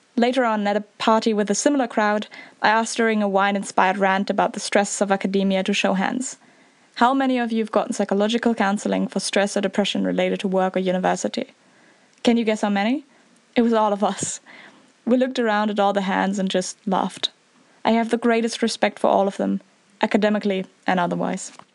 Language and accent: English; Northern Germany, Germany; I'm from Northern Germany.